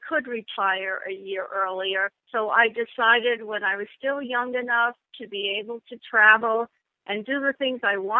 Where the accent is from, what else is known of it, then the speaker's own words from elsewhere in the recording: New York, United States; I'm from New York